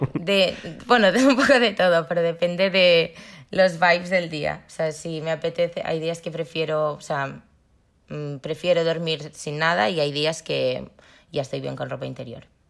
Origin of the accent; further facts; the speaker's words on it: Barcelona, Catalonia, Spain; Soy de Barcelona